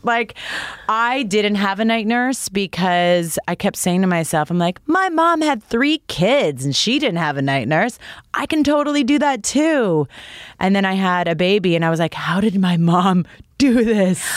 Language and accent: English; Toronto, Ontario, Canada; I grew up in Toronto